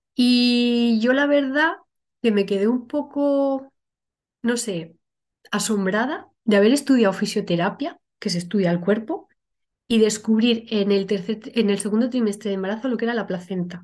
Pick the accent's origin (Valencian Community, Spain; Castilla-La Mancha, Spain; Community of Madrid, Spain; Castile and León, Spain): Castilla-La Mancha, Spain; Toledo; moved away as an adult; now in Logroño, Spain; soy de Toledo, lo que pasa que actualmente vivo en La Rioja, en Logroño